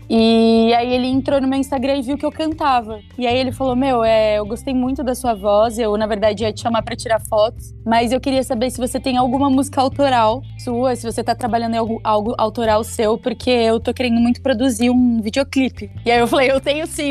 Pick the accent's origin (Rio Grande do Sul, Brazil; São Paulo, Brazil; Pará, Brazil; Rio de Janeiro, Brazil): São Paulo, Brazil; Itapevi; also born or lived in Campinas / Guaianases, São Paulo; Eu sou de Itapevi. Eu sou nascida e fui criada em Itapevi